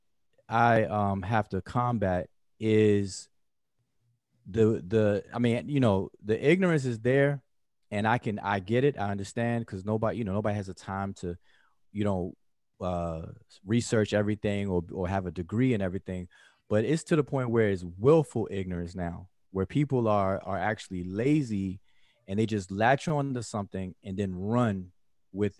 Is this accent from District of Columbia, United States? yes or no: yes; Washington, District of Columbia, United States; now in Georgia, United States; I'm from Washington, D.C., at the DMV.